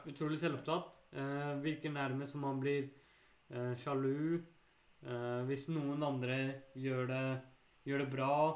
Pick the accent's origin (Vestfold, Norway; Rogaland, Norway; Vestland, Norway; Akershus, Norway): Akershus, Norway; Bærum; der jeg vokste opp, i Bærum